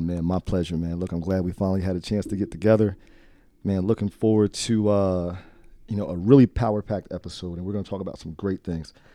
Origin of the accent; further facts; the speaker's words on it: Trenton, New Jersey, United States; I grew up in Trenton